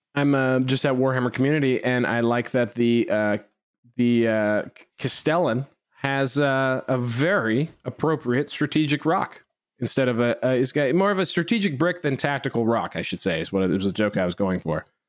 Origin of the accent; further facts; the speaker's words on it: Canada; I'm speaking Canadian here